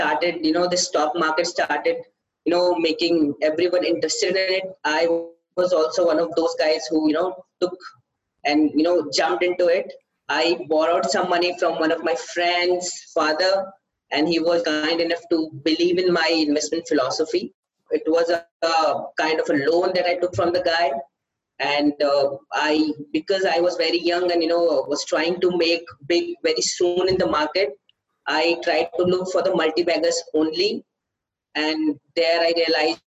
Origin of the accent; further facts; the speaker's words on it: India; from India